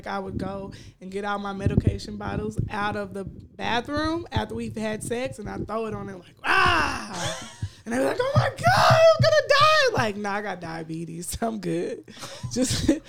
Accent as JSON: {"language": "English", "town": "Dallas", "region": "Texas", "country": "United States", "said": "Dallas, Texas."}